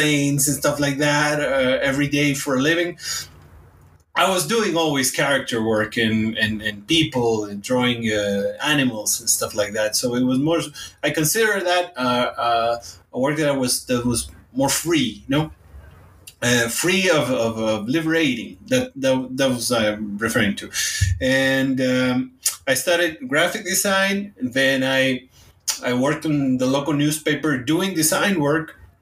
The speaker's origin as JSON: {"language": "English", "town": "Hermosillo", "region": "Sonora", "country": "Mexico", "tie": "born or raised there", "second_language": "English", "moved": "as an adult", "lives_now": "Mexico City, Mexico", "said": "the place where I was born in Hermosillo, Sonora"}